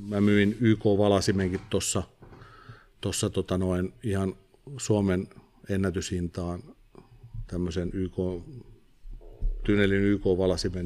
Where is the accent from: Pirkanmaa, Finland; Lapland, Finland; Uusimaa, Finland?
Pirkanmaa, Finland; Viiala; Viialaan, mistä mä oon kotoisin